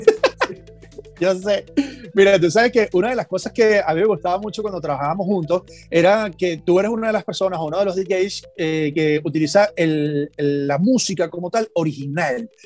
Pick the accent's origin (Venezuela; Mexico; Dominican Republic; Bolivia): Venezuela; moved away; nosotros allá en Venezuela, que somos sumamente caribeños y tropicales